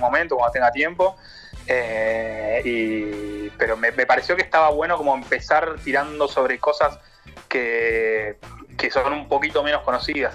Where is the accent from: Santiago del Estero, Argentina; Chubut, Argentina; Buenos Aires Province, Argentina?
Chubut, Argentina; moved away as an adult; now in Paris, France; yo soy de Chubut